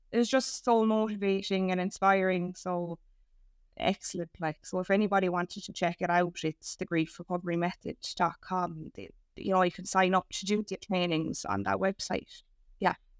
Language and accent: English; Ireland; as us Irish